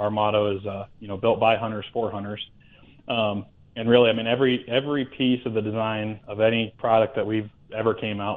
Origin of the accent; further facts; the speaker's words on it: Iowa, United States; moved away as an adult; also born or lived in Virginia; now in Great Falls, Montana, United States; I'm originally from Iowa, is where I was born and raised and grew up there